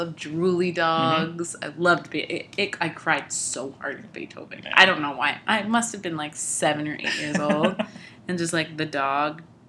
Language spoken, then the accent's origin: English; New York, United States; I'm from New York.